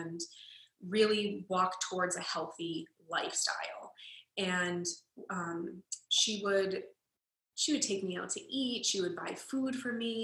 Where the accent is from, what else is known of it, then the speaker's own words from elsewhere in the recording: Boston, Massachusetts, United States; moved away as an adult; now in Los Angeles, United States; I was born and raised in Boston, Massachusetts, and I currently live in Los Angeles